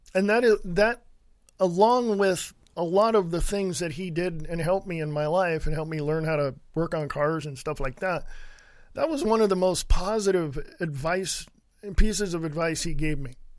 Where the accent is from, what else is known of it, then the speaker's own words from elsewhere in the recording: Stockton, California, United States; moved away as an adult; also born or lived in Reno, Nevada / Sutter Creek, California; I grew up in Stockton, California